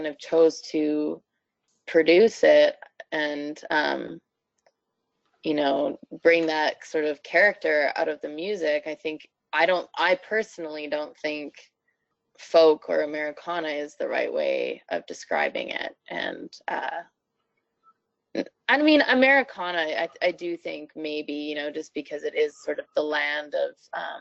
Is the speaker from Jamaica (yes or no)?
no; Canada; a lot of people assume that I'm not Canadian, and I definitely am. I still live here